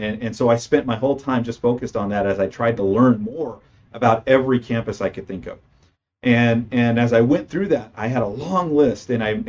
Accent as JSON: {"language": "English", "town": "Parlier", "region": "California", "country": "United States", "tie": "born or raised there", "said": "I'm born and raised in California. So I came from a small farming community outside of Fresno, California. That town being Parlier, California, which is a small community, we had a very small graduating class."}